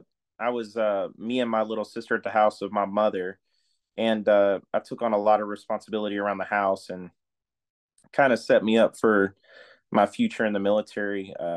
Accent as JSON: {"language": "English", "town": "Jeffersonville", "region": "Indiana", "country": "United States", "tie": "born or raised there", "also_born_or_lived": "California / Morgan City, Louisiana / Paducah, Kentucky", "moved": "as an adult", "lives_now": "Louisville, United States", "said": "I was born in Jeffersonville, Indiana."}